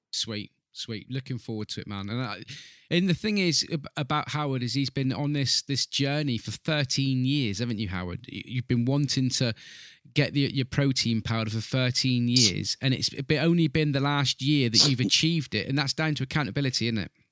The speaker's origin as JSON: {"language": "English", "area": "Southwest UK", "region": "South West England", "country": "United Kingdom", "said": "I'm an English gentleman here in, in Southwest U K."}